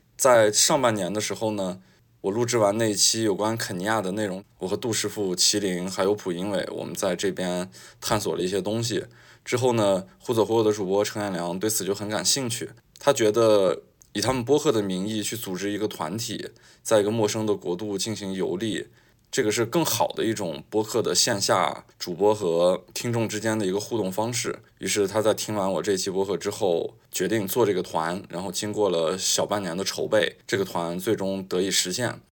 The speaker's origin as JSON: {"language": "Chinese", "country": "China", "said": "我是一个中国人的身份"}